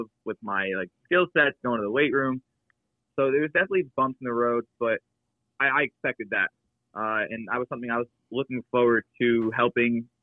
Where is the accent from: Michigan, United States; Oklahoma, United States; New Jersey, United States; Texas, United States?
New Jersey, United States; I am from New Jersey